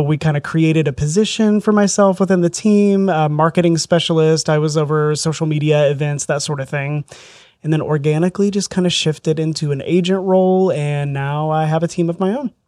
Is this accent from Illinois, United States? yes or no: no; southern Indiana, United States; also born or lived in Southern Florida; I grew up in southern Indiana, a little rural area down there.